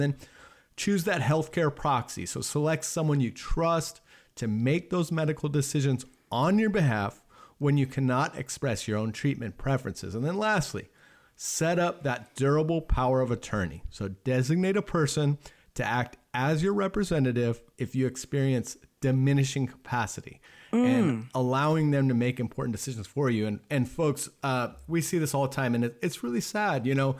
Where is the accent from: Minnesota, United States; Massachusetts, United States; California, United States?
California, United States; Laguna Beach; I grew up in Laguna Beach, California, which is a very affluent community.